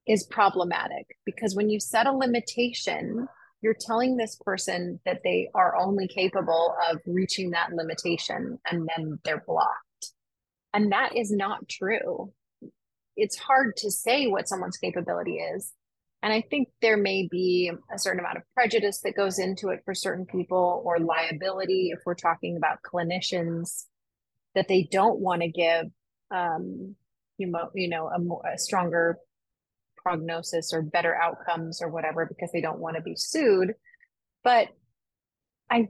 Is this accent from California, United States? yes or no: yes; Los Angeles, California, United States; now in Orange County, United States; I grew up in Southern California. I'm born and raised. I was born in Los Angeles and spent the first half of my life there and then moved to Orange County where I live